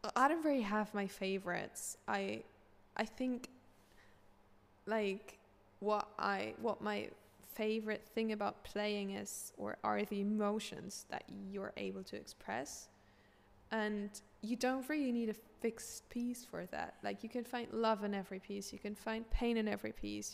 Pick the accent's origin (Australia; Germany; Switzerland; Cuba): Germany; Hamburg; I grew up in Hamburg